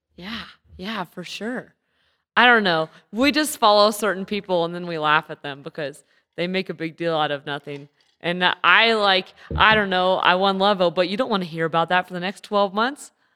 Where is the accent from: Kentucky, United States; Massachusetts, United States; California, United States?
California, United States; Santa Rosa; born or raised there; moved away